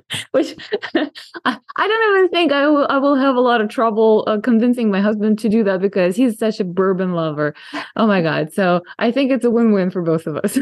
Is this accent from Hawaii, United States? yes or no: no; San Diego, California, United States; my hometown of San Diego